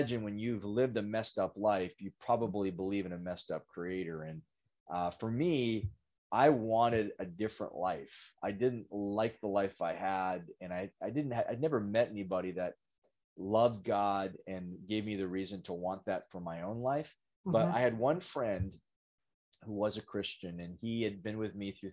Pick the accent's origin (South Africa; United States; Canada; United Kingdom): Canada; Western Canada; I'm from Western Canada